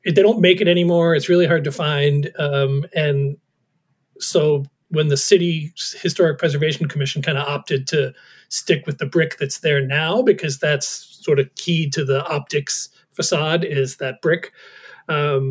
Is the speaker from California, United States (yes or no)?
no; New York, United States; moved away as an adult; growing up in New York